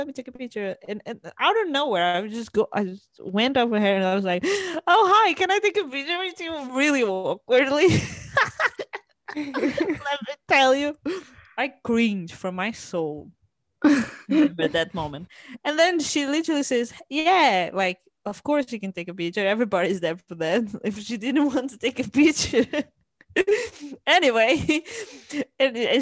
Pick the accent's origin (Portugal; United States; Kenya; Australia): Portugal; moved away; also born or lived in Cambridge; yeah, I'm from Portugal